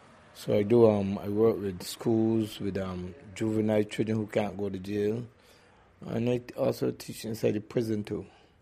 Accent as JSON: {"language": "English", "country": "Barbados", "said": "I'm from Barbados."}